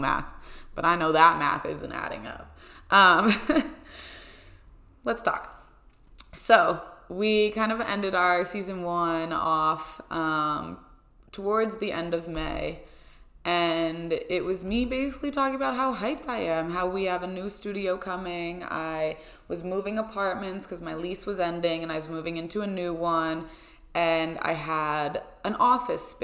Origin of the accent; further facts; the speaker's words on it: Pennsylvania, United States; moved away as an adult; now in Rhode Island, United States; my parents traveled home from Pennsylvania. So they traveled from my hometown to come here to Rhode Island to help me move